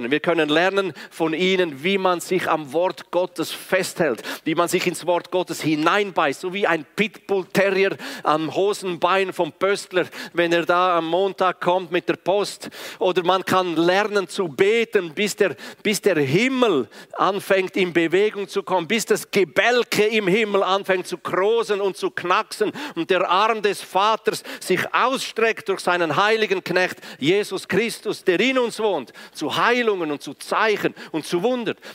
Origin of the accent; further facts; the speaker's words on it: Graubünden, Switzerland; first language Romansh; German is a second language; meine Muttersprache ist ja Romanisch, von daher, ich kann beides nicht wirklich, weder Schriftdeutsch noch Schweizerdeutsch, aber ich versuche es.